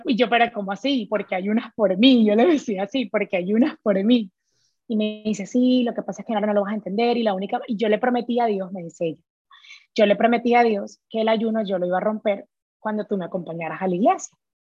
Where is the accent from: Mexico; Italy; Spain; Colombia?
Colombia; moved away as an adult; also born or lived in Florida, United States; now in Houston, United States; soy de Colombia